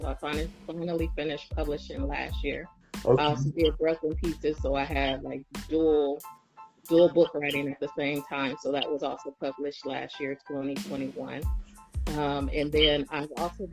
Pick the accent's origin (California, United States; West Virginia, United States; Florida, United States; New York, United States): California, United States; Oakland; I'm originally from California, from Oakland